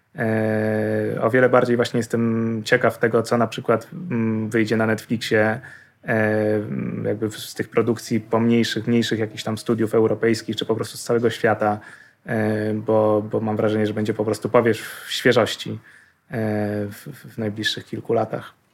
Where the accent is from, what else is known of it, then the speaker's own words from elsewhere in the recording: Poland; jesteśmy z Polski